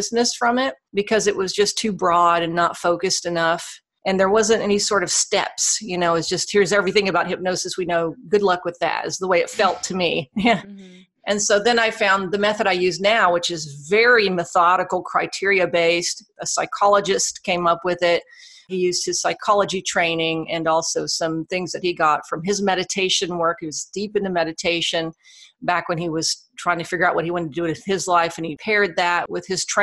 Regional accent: Alexandria, Louisiana, United States; I fell into radio broadcasting in my hometown of Alexandria, Louisiana

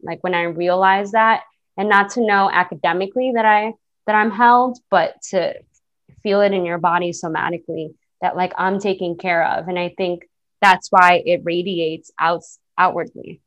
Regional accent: New York City, New York, United States; I'm a girl from the Bronx. that grew up in a single parent household

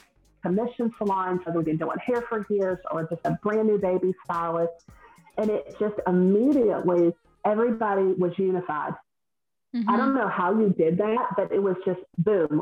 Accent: the South, United States; accent: Southern; I'm from the South, if no one can tell by my accent, I'm Southern

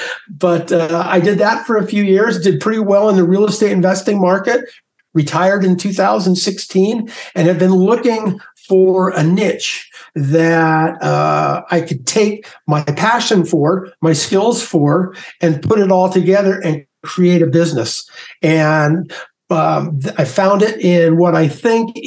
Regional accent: San Diego, California, United States; moved away as an adult; also born or lived in Mammoth Mountain, California / Durango, Colorado; growing up in San Diego, did that till, you know, I got out of high school

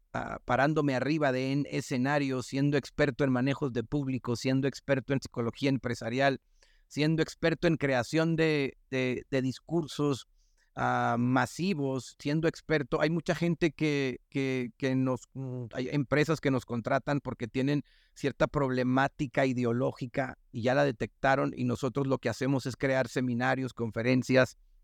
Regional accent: northern Mexico, Mexico; accent: norteña; mi tono, o mi manera de hablar norteña y golpeada

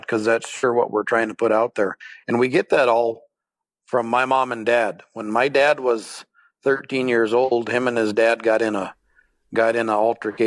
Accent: Eagle Butte, South Dakota, United States; I was born in Eagle Butte, South Dakota in 1969, and home for me for the first part of my life, the first 5 years of my life, was just across the draw over here at Mom and Dad's old place

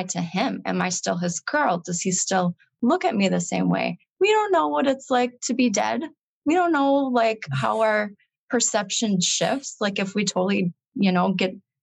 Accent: Michigan, United States; now in Wisconsin, United States; And so I grew up in Michigan.

